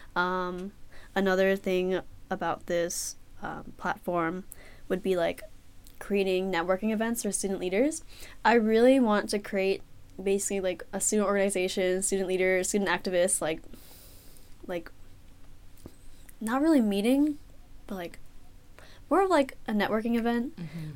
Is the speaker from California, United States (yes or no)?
yes; San Francisco, California, United States; I'm from San Francisco, California.